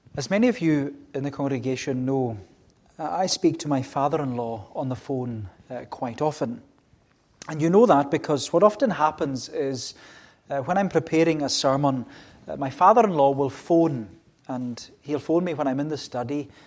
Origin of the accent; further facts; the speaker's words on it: United Kingdom; as British people